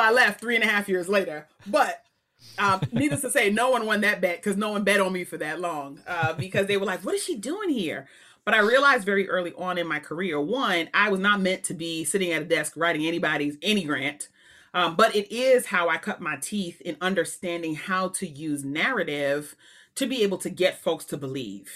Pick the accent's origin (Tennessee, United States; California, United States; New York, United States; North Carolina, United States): New York, United States; New York City; moved away as an adult; also born or lived in Waltham, Massachusetts; I was born in Queens